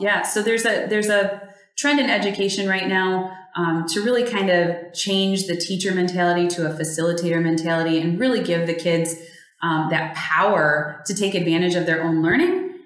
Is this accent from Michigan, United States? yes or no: yes; West Michigan, United States; also born or lived in Phoenix, Arizona; I am a West Michigan girl. Was grew, grew up about an hour north of here.